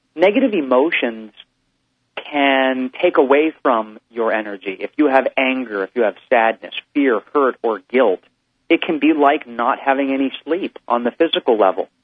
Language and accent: English; Hawaii, United States; I'm from Hawaii